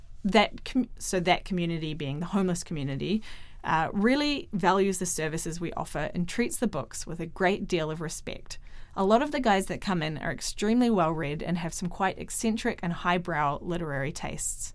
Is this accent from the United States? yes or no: no; New Zealand; I'm from New Zealand